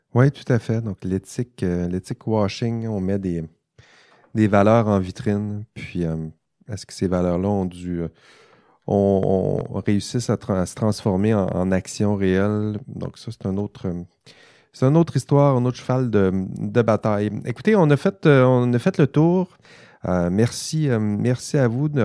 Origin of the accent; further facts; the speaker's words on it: Quebec, Canada; accent: Saguenay-Lac-Saint-Jean; c'est mon accent du Saguenay-Lac-Saint-Jean qui, euh, ressort